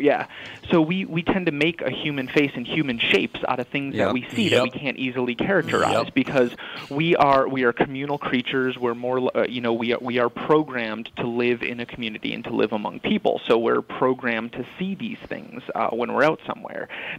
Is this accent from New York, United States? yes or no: yes; New York, United States; I grew up in upstate New York.